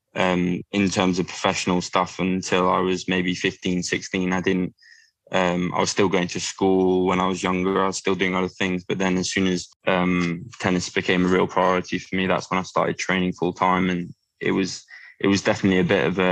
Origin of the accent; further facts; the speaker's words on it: Sutton, London, United Kingdom; now in Leatherhead, United Kingdom; my local club in the UK, in Sutton, where I was born